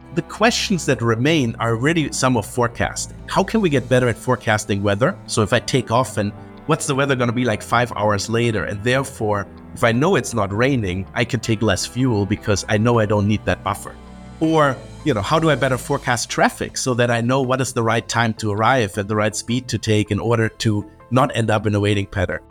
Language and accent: English; Germany; moved away as an adult; I grew up in Germany in an aviation family